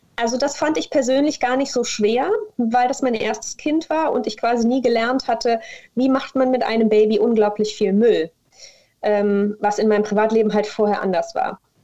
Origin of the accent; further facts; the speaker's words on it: Mönchengladbach, North Rhine-Westphalia, Germany; moved away as an adult; also born or lived in Koblenz; now in Cologne, Germany; ich komme ursprünglich aus Mönchengladbach